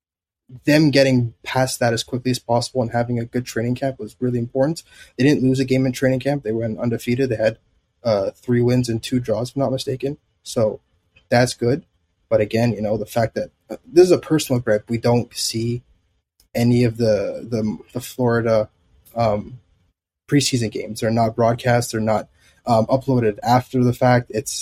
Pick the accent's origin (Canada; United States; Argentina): Canada; growing up in Canada